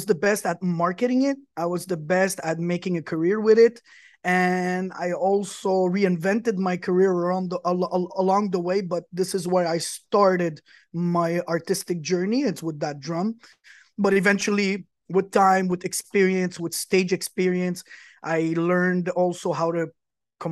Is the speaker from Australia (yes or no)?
no; Quebec, Canada; also born or lived in Lebanon; I'm originally from Lebanon. My parents are Lebanese. I'm born Canadian. I'm Canadian from Quebec. I'm Quebecois.